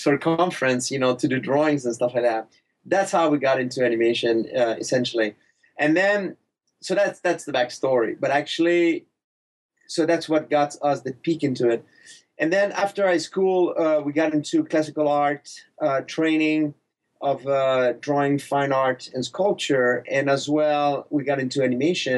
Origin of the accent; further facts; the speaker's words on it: Quebec, Canada; accent: thick accent; English is a second language; moved away as an adult; also born or lived in Montreal, Canada; I grew up in Quebec, in a small town